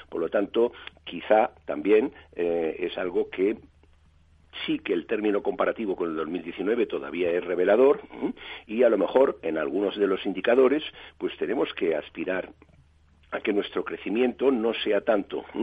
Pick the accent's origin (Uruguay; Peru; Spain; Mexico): Spain; somos los españoles viajando por España, que es un 40% de la actividad.